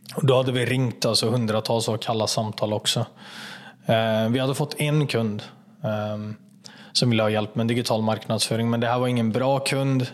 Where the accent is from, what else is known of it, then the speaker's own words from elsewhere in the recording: Kätterstorp, Västra Götaland, Sweden; Jag jobbade på en fabrik eh, i Kätterstorp, där jag kommer ifrån, utanför Falköping